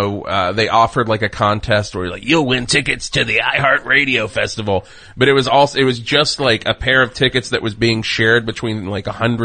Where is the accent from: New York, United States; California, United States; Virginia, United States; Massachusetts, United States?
Virginia, United States; Southwest; I'm from Southwest Virginia.